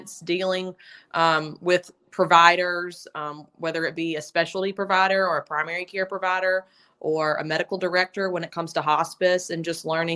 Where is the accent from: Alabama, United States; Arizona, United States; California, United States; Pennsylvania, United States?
Alabama, United States; Tuscaloosa; also born or lived in Birmingham, Alabama; I grew up in Tuscaloosa, but I've worked at UAB in Birmingham the last 12 years